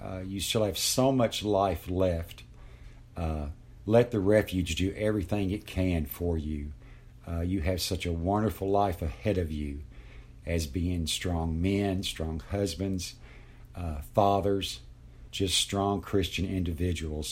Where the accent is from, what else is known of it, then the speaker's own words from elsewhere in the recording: Lexington, Kentucky, United States; I'm sixty-three years old, and I'm from Lexington, Kentucky